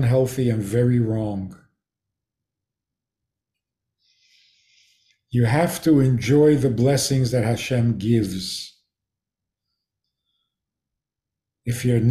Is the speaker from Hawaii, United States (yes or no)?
no; Minnesota, United States; moved away; I come from Minnesota.